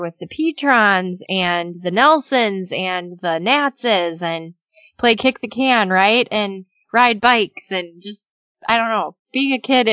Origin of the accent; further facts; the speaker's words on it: Cannon Falls, Minnesota, United States; we grew up in Cannon Falls